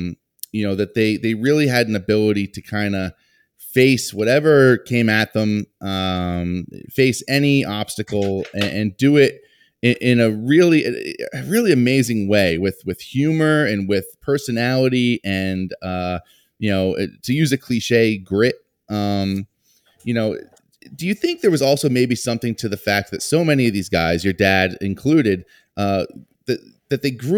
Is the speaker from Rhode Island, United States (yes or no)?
yes; Johnston, Rhode Island, United States; I had the pleasure of meeting you recently in my hometown of Johnston, Rhode Island, but that is where my family's bakery is in Johnston.